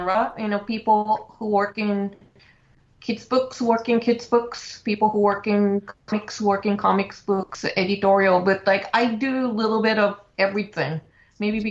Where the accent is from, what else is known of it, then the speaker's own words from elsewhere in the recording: Japan; English is a second language; moved away as an adult; now in New York, United States; As you can tell from my accent, I'm originally from Japan.